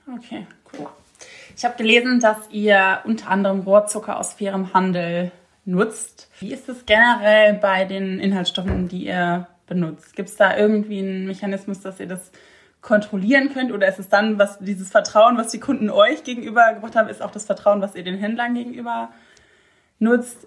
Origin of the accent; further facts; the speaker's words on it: Rhineland, Germany; ich als Rheinländerin